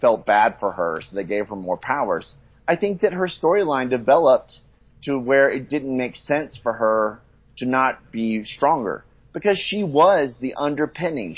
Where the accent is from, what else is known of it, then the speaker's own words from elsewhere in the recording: the South, United States; now in Mexico; we come from the South